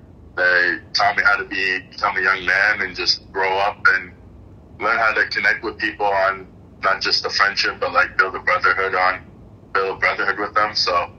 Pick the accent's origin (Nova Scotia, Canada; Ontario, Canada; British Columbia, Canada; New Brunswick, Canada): Nova Scotia, Canada; Halifax; He's from the Dominican Republic, and once he moved to Canada, I was kind of born into the game.